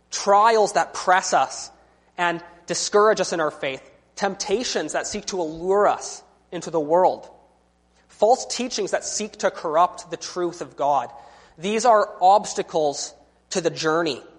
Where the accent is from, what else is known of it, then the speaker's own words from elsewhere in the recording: British Columbia, Canada; I'm from British Columbia. And one of the wonderful things about being from British Columbia is that we have all these wonderful mountains and forests to hike.